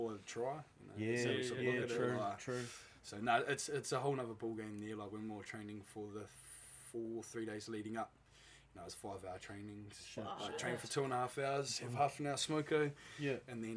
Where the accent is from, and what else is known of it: Marlborough, New Zealand